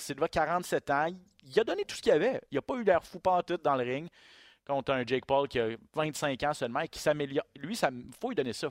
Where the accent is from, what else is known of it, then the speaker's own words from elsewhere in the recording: Quebec, Canada; chez nous au Québec